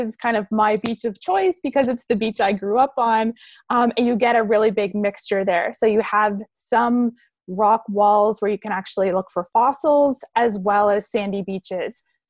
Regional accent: Belledune, New Brunswick, Canada; where I am today is in Bathurst. I'm in the Chaleur region and originally from Beldoun.

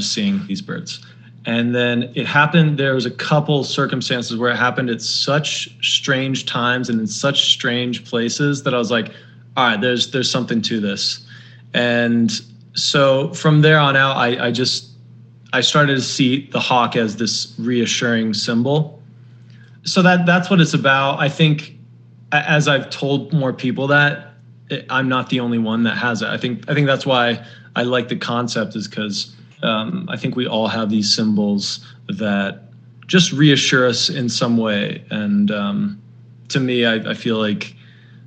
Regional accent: Denver, Colorado, United States; moved away; also born or lived in New York; I come from Denver and it's a very nice city.

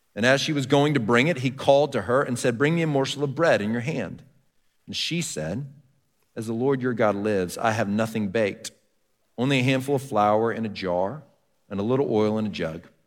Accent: Texas, United States; I grew up in Texas

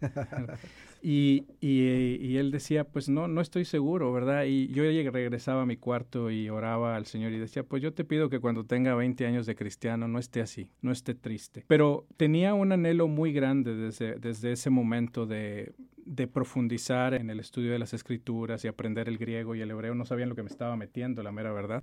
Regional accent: Monterrey, Nuevo León, Mexico; also born or lived in Mexico City; Nacido en la Ciudad de México y criado en Monterrey.

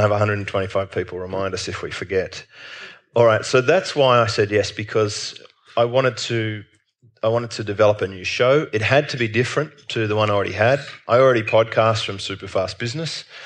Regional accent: Australia; as an Australian

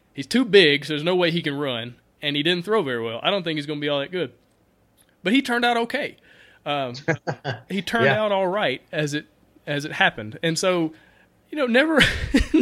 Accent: Alabama, United States; also born or lived in Auburn, Alabama; We're both from Alabama, if you guys couldn't tell listening to us.

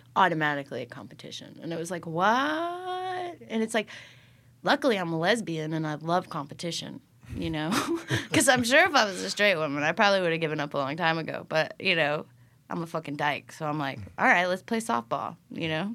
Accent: Iowa, United States; moved away; also born or lived in Illinois; I grew up in Iowa

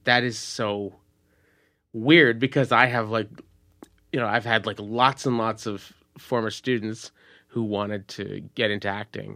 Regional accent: Montreal, Quebec, Canada; also born or lived in United States; I'm from, I'm from Montreal, and it's, it's different

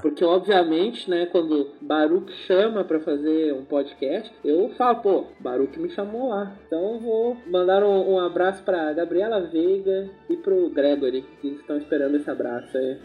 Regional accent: Porto Alegre, Rio Grande do Sul, Brazil; eu sou de Porto Alegre

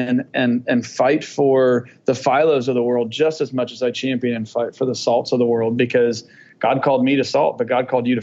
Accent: Atlanta, Georgia, United States; I grew up in Atlanta, and as people know, Atlanta is, if not the buckle of the Bible Belt

